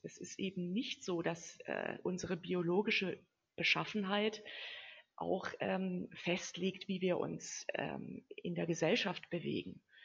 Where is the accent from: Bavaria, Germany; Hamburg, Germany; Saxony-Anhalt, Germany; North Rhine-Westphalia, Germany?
Bavaria, Germany; home village 30 km from Würzburg; also born or lived in Central African Republic; Ich bin ja auch zum Studium nur nach Würzburg gegangen, also nur 30 Kilometer von meinem Heimatdorf entfernt